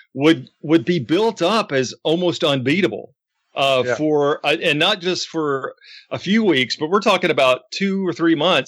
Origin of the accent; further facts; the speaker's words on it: Memphis, Tennessee, United States; growing up in Memphis as a young fan.